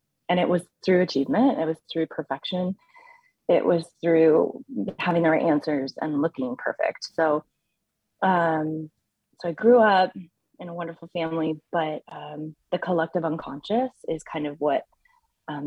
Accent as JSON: {"language": "English", "area": "Bay Area", "region": "California", "country": "United States", "tie": "born or raised there", "said": "I grew up in the Bay Area"}